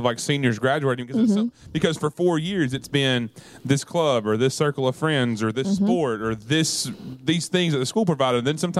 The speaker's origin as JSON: {"language": "English", "region": "the South", "country": "United States", "said": "as a Southerner"}